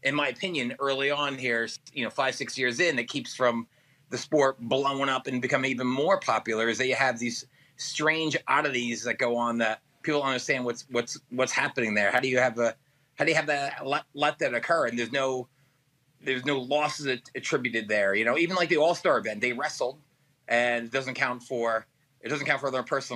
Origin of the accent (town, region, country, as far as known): Middletown, New Jersey, United States